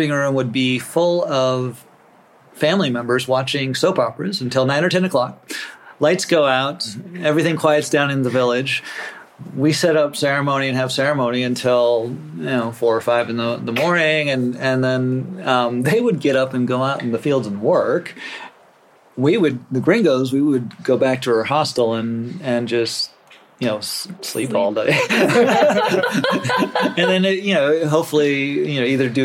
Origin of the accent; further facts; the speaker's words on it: Rosebud Indian Reservation, South Dakota, United States; moved away; I grew up on the Rosebud Indian Reservation for a part of my childhood up in North America and South Dakota.